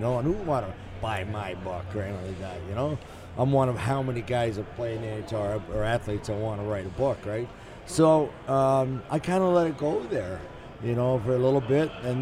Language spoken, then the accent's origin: English; Toronto, Ontario, Canada; growing up in Toronto